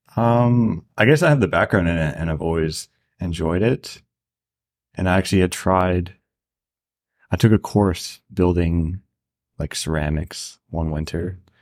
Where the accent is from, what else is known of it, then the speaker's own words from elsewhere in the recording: rural Ontario, Canada; moved away as an adult; also born or lived in Banff, Alberta; It's, like, pretty rural Ontario